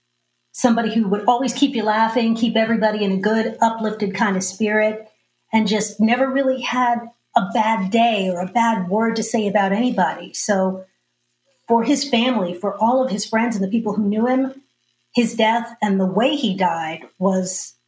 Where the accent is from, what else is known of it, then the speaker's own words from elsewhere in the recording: Austin, Texas, United States; You know, I grew up here in Austin